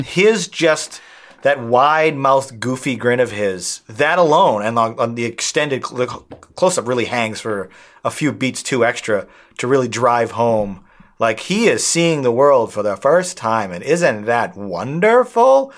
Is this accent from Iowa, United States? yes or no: no; outside of Boston, Massachusetts, United States; that beach is directly across from where I grew up, my hometown